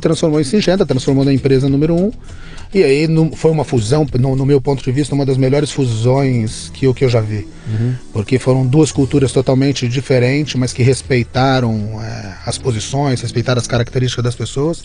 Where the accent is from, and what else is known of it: Barrinha, São Paulo, Brazil; born or raised there